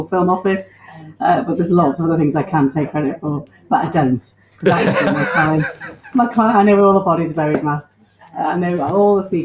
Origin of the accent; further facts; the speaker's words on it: Liverpool, North West England, United Kingdom; I was born in Needham Road, just off Holt Road